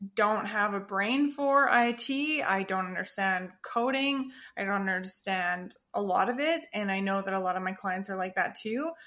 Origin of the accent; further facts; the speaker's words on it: Perth, Western Australia, Australia; moved away; in the town or the city where I was born in Australia, in Perth